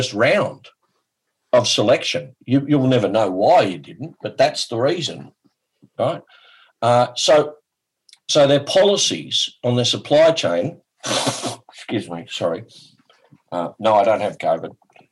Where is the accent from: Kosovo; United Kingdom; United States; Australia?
Australia; I'm from Australia